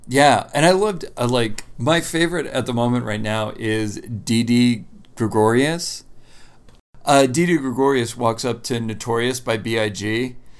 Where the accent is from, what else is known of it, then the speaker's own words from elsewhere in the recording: Lancaster County, Pennsylvania, United States; I'm from Lancaster County.